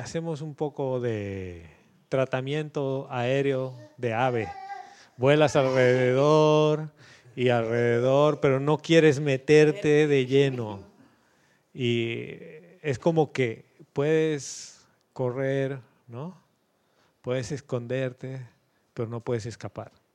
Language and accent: Spanish; Bolivia; moved away as an adult; yo cuando salí de Bolivia hace 11 años pensé que iba a volver en uno y llevo 11 fuera